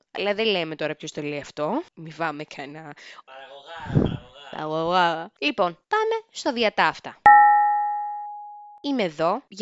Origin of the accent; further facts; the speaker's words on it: Lamia, Central Greece, Greece; είμαι μίση από τη Λαμία, είμαι μίση από την Ξάνθη, η μαμά μου είναι από την πανέμορφη Ξάνθη